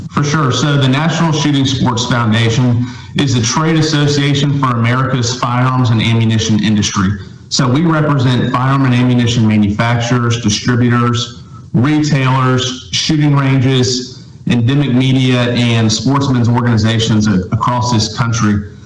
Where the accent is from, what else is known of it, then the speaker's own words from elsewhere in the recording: Tampa, Florida, United States; moved away; I grew up in Tampa, Florida, in the suburbs of Tampa.